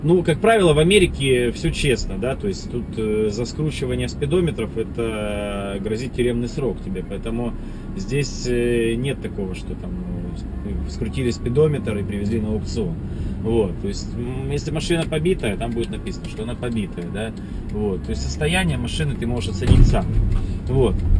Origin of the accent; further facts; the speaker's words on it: Novorossiysk, Krasnodar Krai, Russia; now in United States; мой родной город Новороссийск